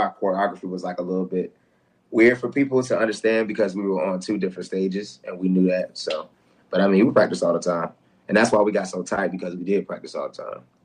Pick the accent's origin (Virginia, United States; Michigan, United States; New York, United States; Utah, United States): Virginia, United States; Newport News; I'm from Newport News, Virginia